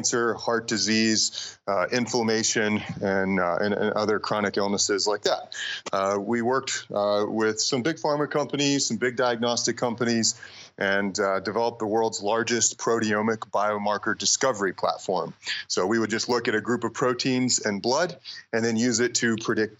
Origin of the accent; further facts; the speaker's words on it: North Carolina, United States; moved away as an adult; now in Boulder, Colorado, United States; I grew up in North Carolina